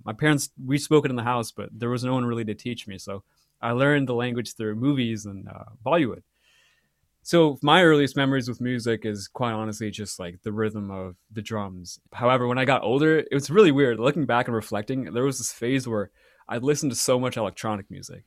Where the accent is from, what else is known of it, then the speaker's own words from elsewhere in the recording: Walnut Creek, California, United States; also born or lived in Mangalore, India; I grew up in Walnut Creek. I was actually born in Mangalore, which is in South India, and I lived there for about, I believe, my parents tell me seven and a half months.